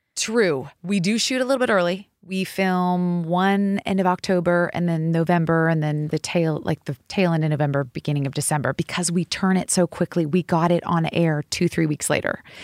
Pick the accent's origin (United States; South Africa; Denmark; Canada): United States; Seattle, Washington; moved away; I grew up in Seattle, Washington